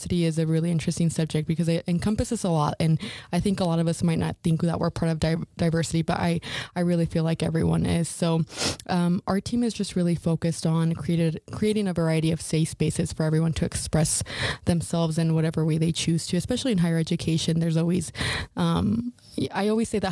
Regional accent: Idaho, United States; moved away as an adult; now in Ogden, United States; I'm actually from Idaho, so I'm not a Utah native

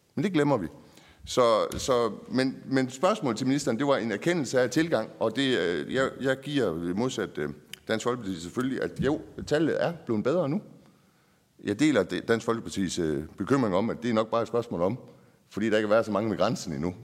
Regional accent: Nyborg, Southern Denmark, Denmark; jeg er fra Nyborg

